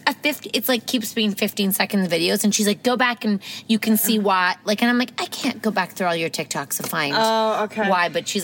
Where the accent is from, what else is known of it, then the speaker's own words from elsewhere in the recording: United States; now in Toronto, Canada; I'm American.